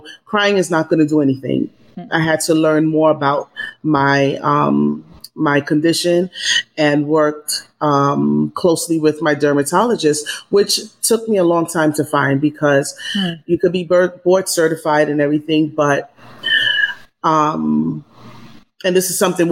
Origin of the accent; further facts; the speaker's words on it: New York, United States; now in Los Angeles, United States; I'm a New Yorker originally